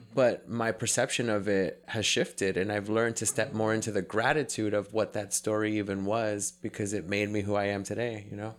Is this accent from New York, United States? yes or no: yes; New York City, New York, United States; growing up in New York City, I was in that culture for a big chunk of my life